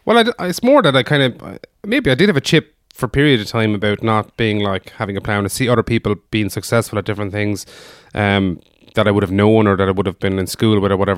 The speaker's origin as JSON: {"language": "English", "town": "Foynes", "region": "Munster", "country": "Ireland", "tie": "born or raised there", "also_born_or_lived": "Dublin", "moved": "yes"}